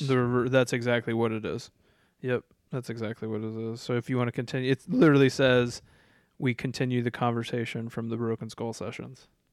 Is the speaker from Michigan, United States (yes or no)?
no; Iowa, United States; I'm from Iowa